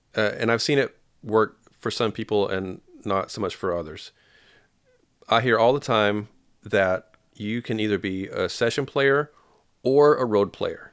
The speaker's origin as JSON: {"language": "English", "town": "Paducah", "region": "Kentucky", "country": "United States", "said": "I'm from Paducah, Kentucky."}